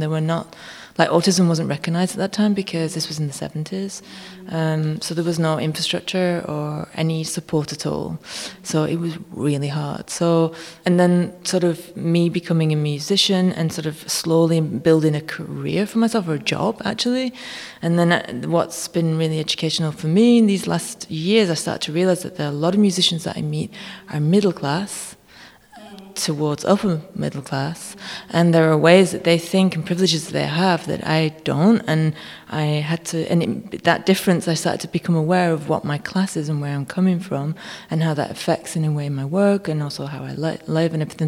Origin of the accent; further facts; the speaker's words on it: United Kingdom; now in Germany; start living back in the UK more if they let me, if they think I'm British enough